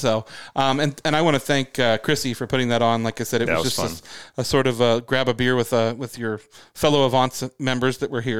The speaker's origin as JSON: {"language": "English", "country": "United Kingdom", "said": "I mean, I'm a British guy."}